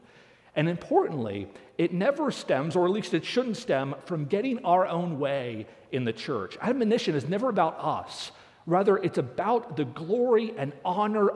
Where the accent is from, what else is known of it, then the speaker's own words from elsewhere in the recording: Northeast, United States; now in Nebraska, United States; I grew up in the Northeast